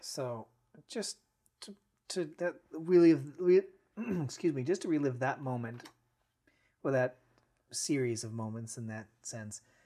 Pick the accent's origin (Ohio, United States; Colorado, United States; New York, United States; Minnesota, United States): Ohio, United States; Cleveland; also born or lived in Lakewood, Ohio; Grew up right here in the greater Cleveland area